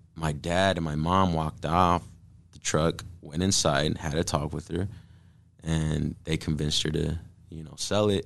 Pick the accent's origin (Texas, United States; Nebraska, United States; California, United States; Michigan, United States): Nebraska, United States; Omaha; we're from South Omaha, born and raised.